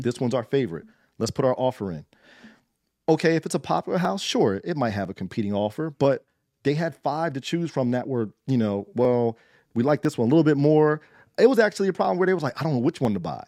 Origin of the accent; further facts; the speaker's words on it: Trenton, New Jersey, United States; I grew up in the eighties and nineties in Trenton